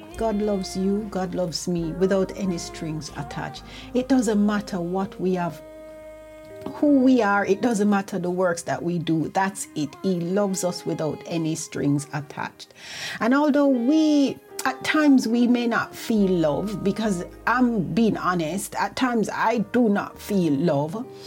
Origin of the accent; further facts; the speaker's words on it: Jamaica; now in United Kingdom; I remember when I was growing up in Jamaica, we had devotion every morning.